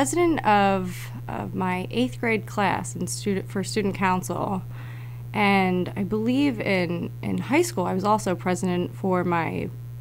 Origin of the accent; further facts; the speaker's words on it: Yardley, Pennsylvania, United States; I grew up in Yardley